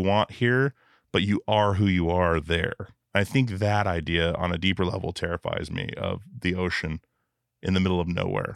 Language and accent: English; Alaska, United States; growing up in Alaska